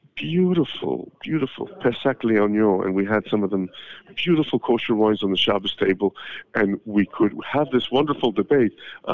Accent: Canada; I'm from Canada

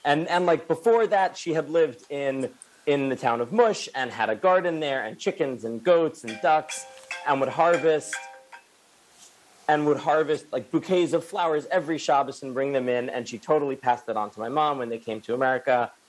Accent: Newton, Massachusetts, United States; I grew up outside of Boston in Newton, Massachusetts.

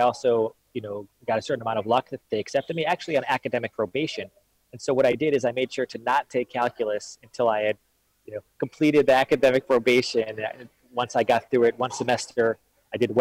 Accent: Detroit, Michigan, United States; also born or lived in Israel; I grew up in Detroit, in Detroit, Michigan

